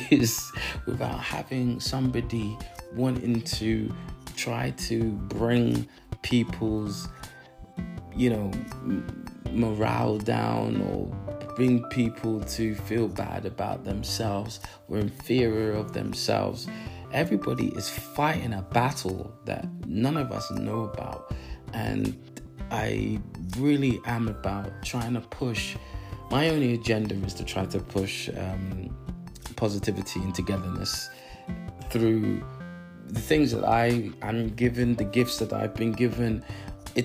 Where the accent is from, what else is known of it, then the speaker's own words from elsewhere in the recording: London, United Kingdom; I live in London, you know, I was born in London